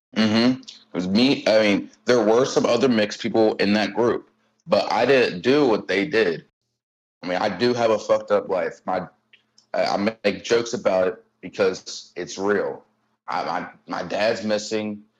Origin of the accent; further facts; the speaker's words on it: Cincinnati, Ohio, United States; I grew up in Delhi, born and raised